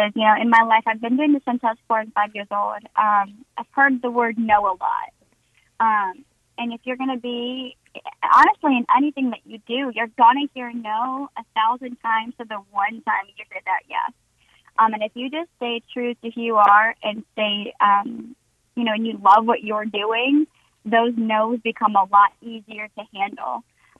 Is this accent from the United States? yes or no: yes; North Carolina, United States; now in Nashville, United States; just being what I was raised on here in North Carolina. Like you said, it is very conservative.